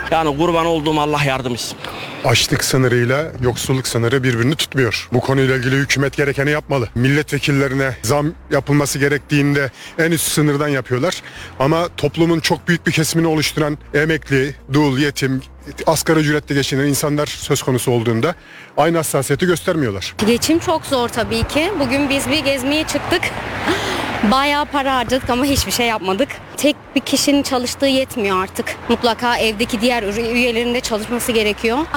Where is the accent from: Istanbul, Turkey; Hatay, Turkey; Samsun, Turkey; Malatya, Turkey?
Malatya, Turkey; getir ben Malatyalıyım. Bak yanlış anlama. Ben Malatyalıyım.